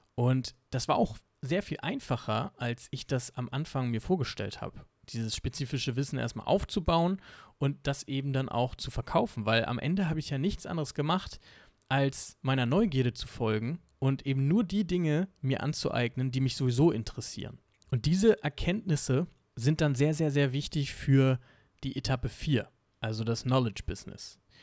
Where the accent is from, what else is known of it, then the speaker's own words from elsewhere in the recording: Germany; Bei uns in Deutschland